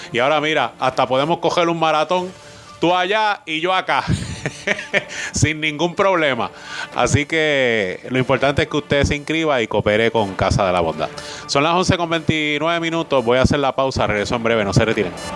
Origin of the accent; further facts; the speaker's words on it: Maunabo, Puerto Rico; allí me crié yo, en el Batey Colombia